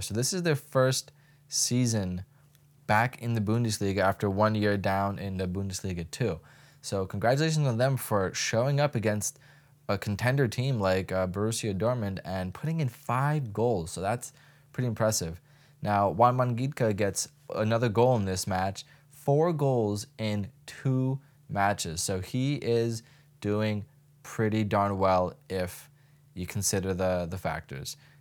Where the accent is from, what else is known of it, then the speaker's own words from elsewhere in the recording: United States; just as an American